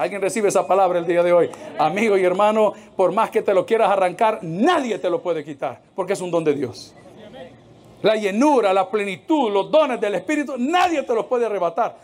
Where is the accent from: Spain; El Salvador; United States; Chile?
El Salvador; ¿cuántos somos salvadoreños aquí?